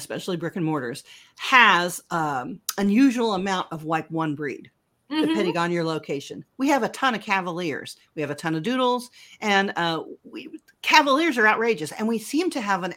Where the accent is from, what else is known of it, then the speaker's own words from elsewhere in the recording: United States; I'm so American